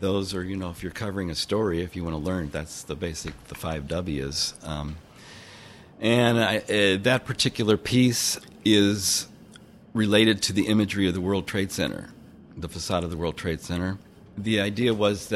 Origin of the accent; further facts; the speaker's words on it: St. Louis, Missouri, United States; now in Bay Area, United States; I came originally from St. Louis, Missouri, lived in the Bay Area since 1973